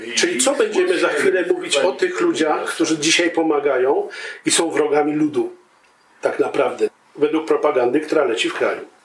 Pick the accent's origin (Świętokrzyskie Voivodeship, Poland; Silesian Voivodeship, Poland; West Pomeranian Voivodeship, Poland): Świętokrzyskie Voivodeship, Poland; Kielce region; Ja jestem z Kieleckiego